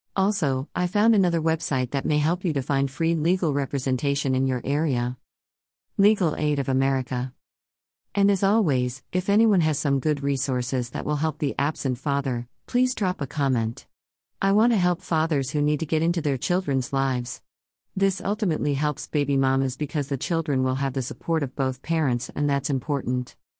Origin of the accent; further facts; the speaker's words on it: Los Angeles, California, United States; I am from Los Angeles, California